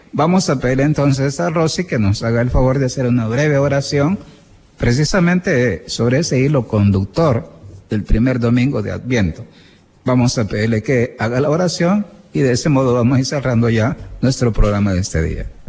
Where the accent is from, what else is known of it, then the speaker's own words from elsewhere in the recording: El Salvador; así somos los salvadoreños